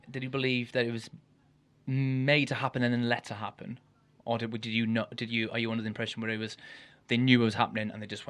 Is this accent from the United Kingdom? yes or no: yes; Ammanford, Wales, United Kingdom; I'm from a very poor town anyway in Wales. And {S2} where are you from? {S1} Ammanford, not far from you.